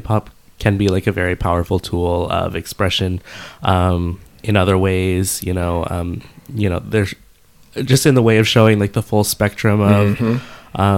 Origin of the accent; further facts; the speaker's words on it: Dallas, Texas, United States; now in New York, United States; I'm based in New York, but I'm from Dallas